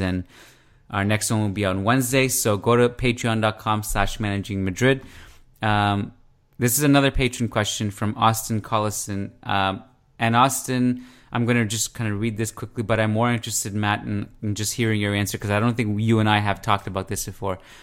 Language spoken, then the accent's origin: English; Canada; now I'm Canadian